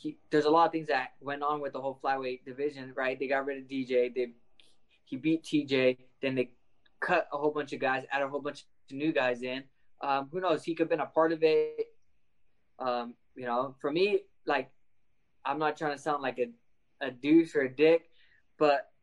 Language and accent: English; Lemoore, California, United States; representing Lemoore, the first person to make it from my hometown